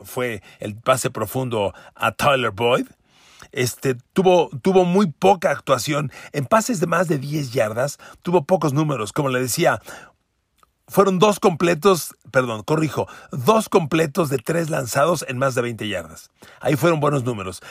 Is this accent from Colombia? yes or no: no; Mexico; yo soy mexicano